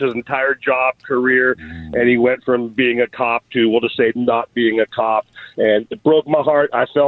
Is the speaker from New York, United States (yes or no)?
no; South Bay, California, United States; I grew up in the South Bay.